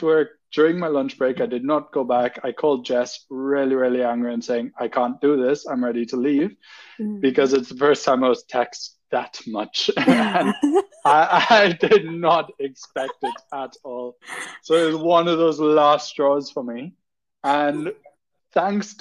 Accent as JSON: {"language": "English", "country": "Trinidad & Tobago", "also_born_or_lived": "United Kingdom", "moved": "as an adult", "lives_now": "Germany"}